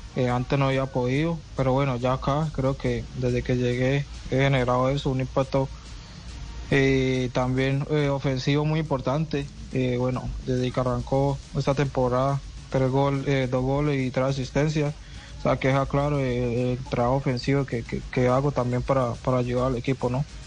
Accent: Colombia; moved away as an adult; now in Portland, United States; acá en el equipo somos cinco colombianos

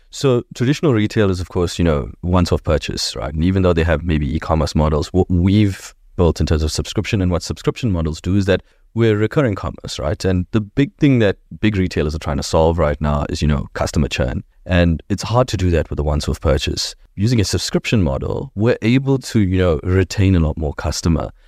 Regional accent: Durban, KwaZulu-Natal, South Africa; We grew up in Dubs

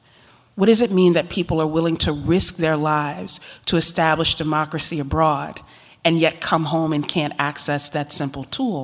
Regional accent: Virginia, United States; growing up in Virginia in the heart of Jerry Falwell country

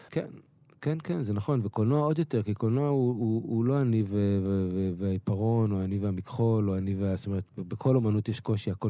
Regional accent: Kiryat Yam, Haifa District, Israel; also born or lived in Beersheba; נולדתי בבאר שבע, כן. בגיל חמש עברנו לקריית ים

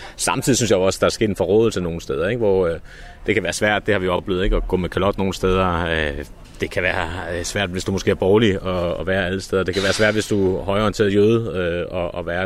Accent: Copenhagen, Capital Region of Denmark, Denmark; da jeg voksede op på Nørrebro.

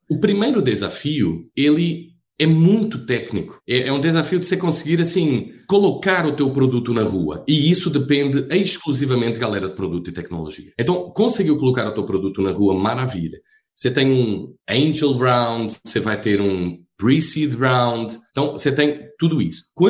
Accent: Portugal; moved away as an adult; also born or lived in Rio de Janeiro, Brazil; now in Brazil; Eu sou português, né? Eu acho que todos iriam entender rapidinho isso. Eu estou há 15 anos no Brasil

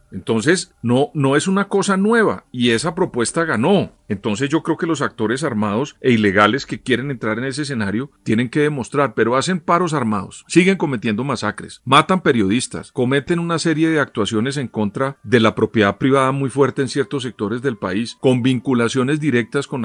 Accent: Colombia; como observador y como colombiano

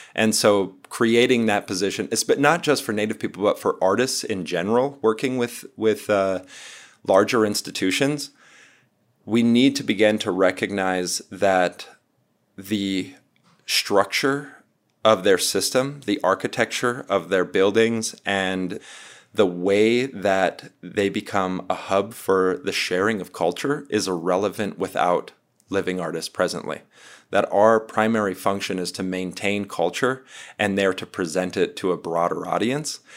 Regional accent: North Dakota, United States; now in Glorieta, United States; I'm from North Dakota originally, but uh, I'm Missouri River people. Uh, presently, I live in Glorieta, New Mexico

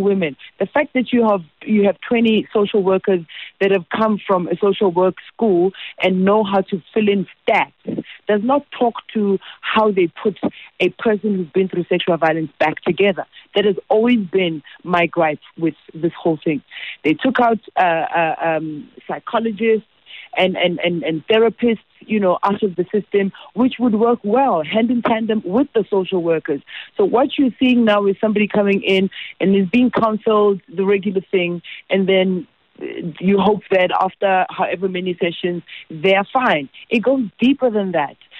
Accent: South Africa; I feel helpless as a South African

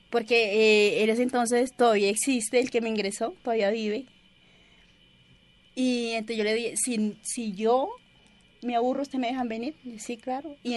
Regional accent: Colombia; anhelamos la paz, como cualquier colombiano.

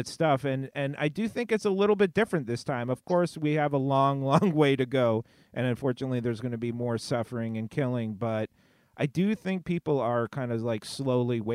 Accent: West Coast, United States; also born or lived in New York; for myself growing up in the States

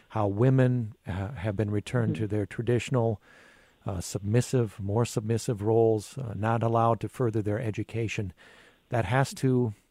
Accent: Hastings, Minnesota, United States; I'm from Hastings, Minnesota.

